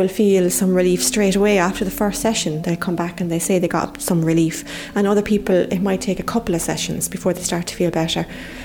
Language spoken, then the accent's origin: English; Clonmel, Munster, Ireland; also born or lived in Dublin; I grew up here, I knew all the faces